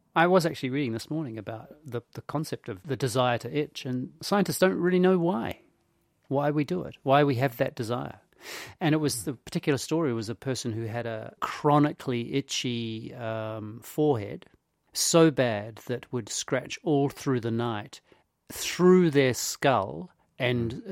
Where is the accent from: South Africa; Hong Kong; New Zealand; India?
New Zealand